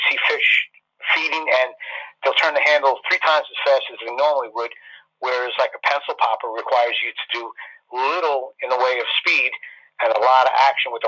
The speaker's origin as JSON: {"language": "English", "town": "Wading River", "region": "New York", "country": "United States", "tie": "born or raised there", "said": "I grew up out in Wading River, so I've got a great knowledge of the North Shore"}